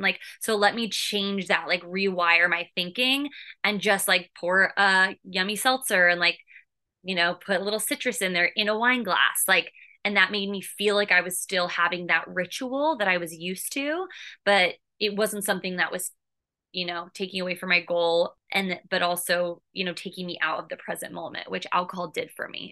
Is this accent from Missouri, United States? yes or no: no; California, United States; moved away as an adult; also born or lived in Boston; now in New York City, United States; I live in New York City. I'm originally from California.